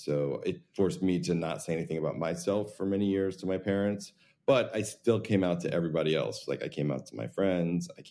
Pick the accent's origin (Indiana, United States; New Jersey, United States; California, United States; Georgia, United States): New Jersey, United States; I grew up in New Jersey